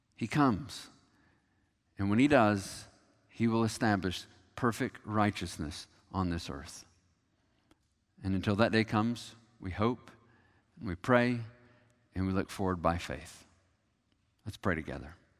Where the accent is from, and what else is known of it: United States